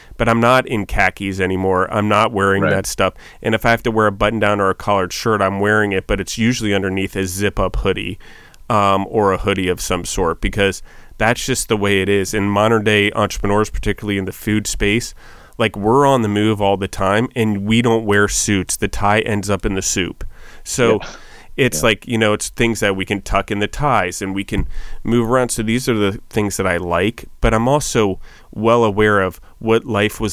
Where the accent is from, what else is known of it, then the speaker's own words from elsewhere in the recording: Maryland, United States; also born or lived in New York City; I was from Maryland, Washington. I'm kind of a redneck. Grew up on a farm